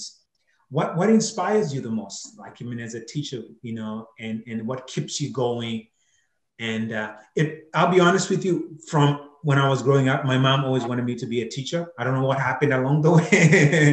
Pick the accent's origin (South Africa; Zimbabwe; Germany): Zimbabwe; growing up in Zimbabwe